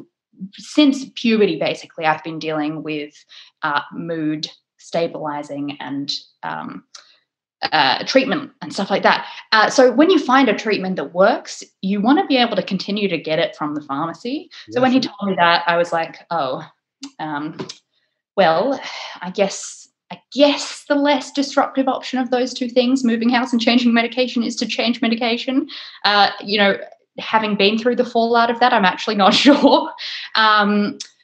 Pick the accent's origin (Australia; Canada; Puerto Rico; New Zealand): Australia; also born or lived in England; now in United Kingdom; I'm Australian